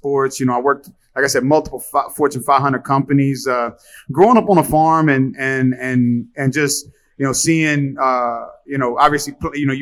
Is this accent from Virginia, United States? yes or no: yes; Halifax, Virginia, United States; moved away as an adult; also born or lived in Arizona; now in Miami, United States; my hometown of Halifax, Virginia